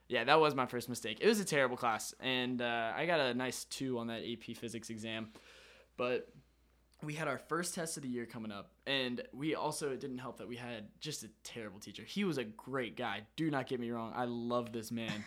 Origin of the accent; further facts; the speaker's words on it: Florida, United States; I'm from Florida